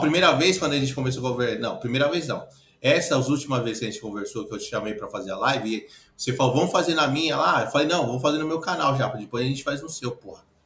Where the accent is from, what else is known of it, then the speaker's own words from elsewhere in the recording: São Paulo, Brazil; Eu sou da aqui da Moca, velho. Sou moquense.